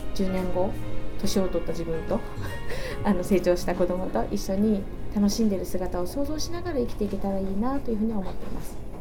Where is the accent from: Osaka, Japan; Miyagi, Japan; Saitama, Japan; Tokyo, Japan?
Miyagi, Japan; Sendai; 私もずっと生まれも育ちも桜ヶ丘なんですけれども